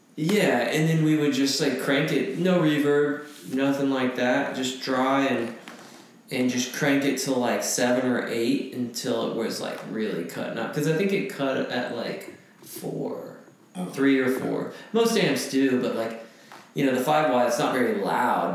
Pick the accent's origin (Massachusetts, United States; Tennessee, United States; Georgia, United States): Tennessee, United States; Franklin; I grew up in Franklin, Tennessee, outside of Nashville